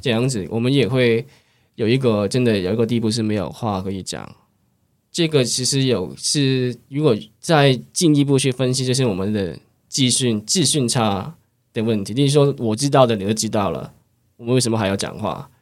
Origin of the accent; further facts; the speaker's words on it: Hong Kong; first language Cantonese; Chinese is a second language; moved away as an adult; now in Taiwan; 其实我从香港可能从很小，可能从中高中都有一直到在参加一些戏剧类的社团